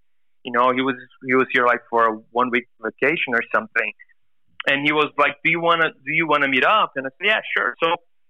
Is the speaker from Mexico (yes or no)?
no; Brazil; English is a second language; we are a band from Brazil. My family is from Holland. And so I've been always, like, in between Europe and Brazil.